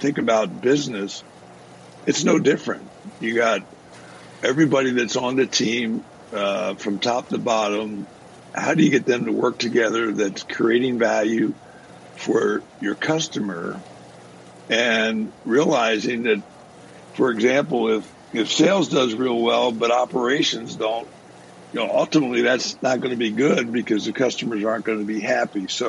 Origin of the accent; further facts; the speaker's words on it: New Jersey, United States; moved away; I grew up in South Jersey